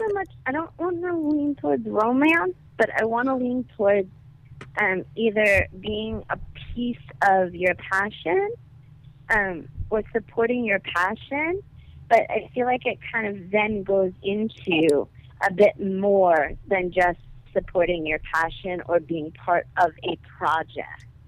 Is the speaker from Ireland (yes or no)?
no; New York City, New York, United States; I'm from Brooklyn